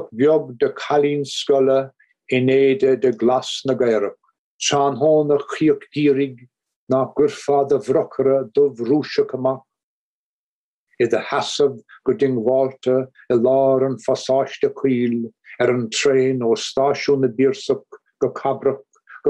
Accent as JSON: {"language": "English", "area": "Kerry", "region": "Munster", "country": "Ireland", "tie": "born or raised there", "said": "where I grew up in Kerry"}